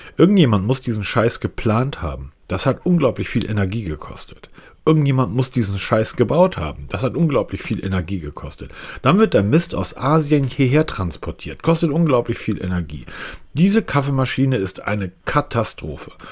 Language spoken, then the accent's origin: German; Northern Germany, Germany; Ich bin Norddeutscher